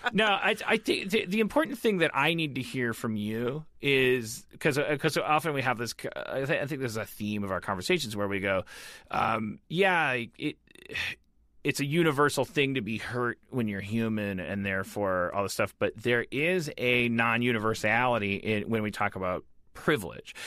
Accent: Milwaukee, Wisconsin, United States; I'm from Milwaukee, one of the most segregated white black cities in the United States

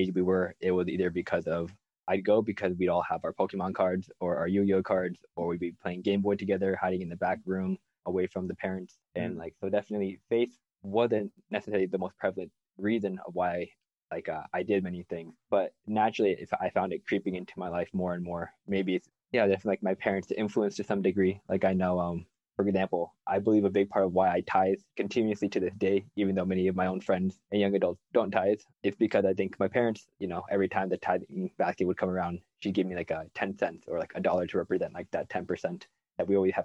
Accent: Omaha, Nebraska, United States; I'm from Omaha, Nebraska

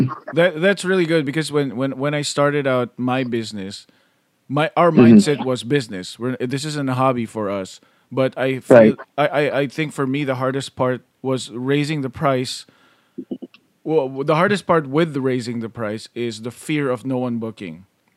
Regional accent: California, United States; maybe it's because we're from California.

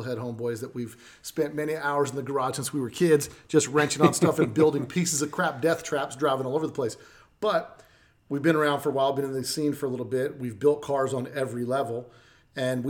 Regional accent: Las Vegas, Nevada, United States; I'm not from here, I'm from Vegas

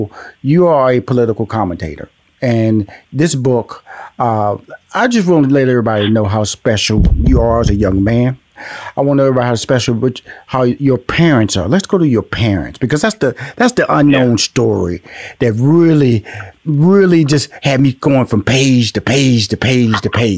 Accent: Houston, Texas, United States; I'm from Houston. So I said, Houston boy that wore the polo boots

